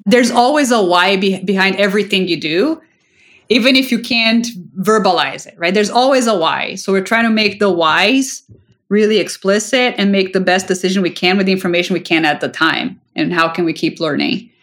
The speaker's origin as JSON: {"language": "English", "country": "Brazil", "tie": "born or raised there", "moved": "yes", "said": "I grew up in Brazil"}